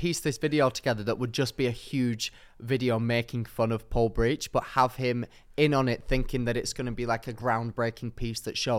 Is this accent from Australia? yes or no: yes; Darwin, Northern Territory, Australia; Watch me, I'm from Darwin, all right?